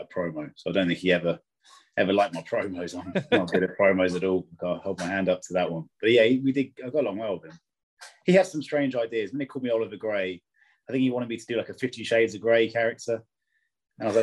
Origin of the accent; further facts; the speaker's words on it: Devon, South West England, United Kingdom; I'm from Devon